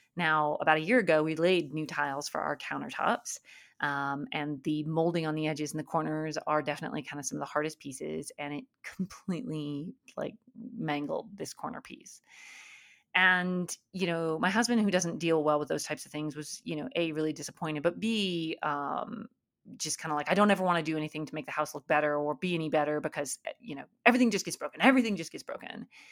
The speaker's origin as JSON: {"language": "English", "region": "Alaska", "country": "United States", "tie": "born or raised there", "said": "I grew up in Alaska"}